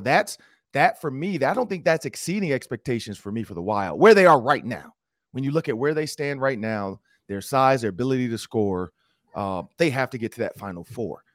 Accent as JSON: {"language": "English", "town": "Detroit", "region": "Michigan", "country": "United States", "moved": "as an adult", "lives_now": "Minnesota, United States", "said": "I'm from Detroit"}